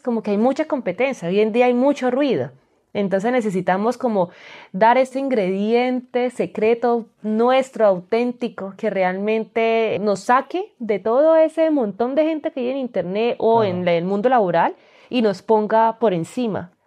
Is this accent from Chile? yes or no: no; Colombia; moved away as an adult; also born or lived in Spain; now in Malta; soy colombiana, los colombianos me entienden que necesitamos visa para todo